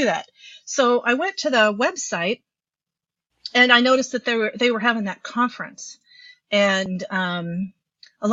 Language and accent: English; Midwest, United States; also born or lived in Minnesota; I'm a psychotherapist in Minnesota. I'm just a Midwesterner